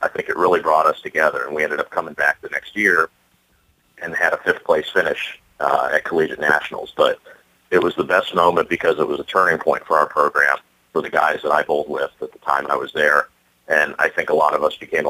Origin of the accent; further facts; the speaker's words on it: Phoenix, Arizona, United States; I was born and raised in Phoenix